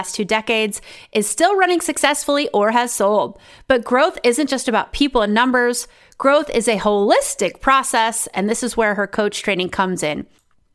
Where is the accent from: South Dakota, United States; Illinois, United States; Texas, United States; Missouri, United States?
South Dakota, United States; now in The Hague, Netherlands; I grew up in South Dakota where the next town over was like 30 miles away